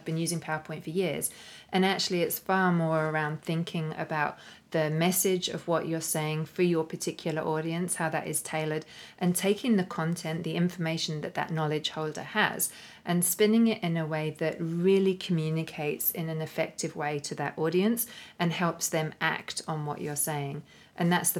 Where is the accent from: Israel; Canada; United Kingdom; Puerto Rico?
United Kingdom; London; moved away as an adult; now in Australia; here in London, which was originally my hometown, my original stomping ground before I moved to Australia.